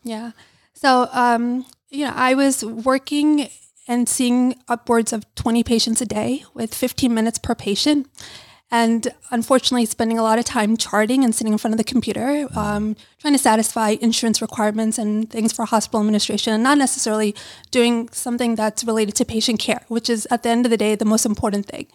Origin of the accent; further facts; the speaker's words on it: New York City, New York, United States; I grew up in Brooklyn, New York